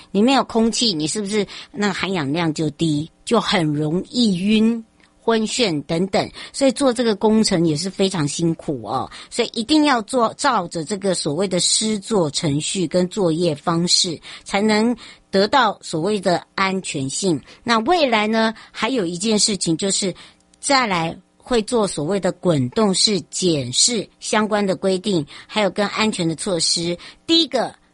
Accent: Taiwan; 台湾人叫马吉呀

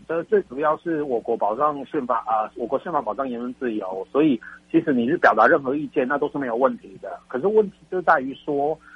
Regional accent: Taiwan; 我们台湾人， 台湾的国民

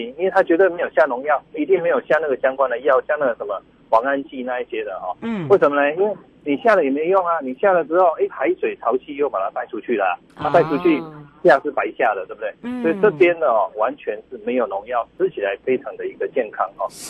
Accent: Taiwan; 我觉得我们台湾人真的是哈，逆境里面哈，又会在

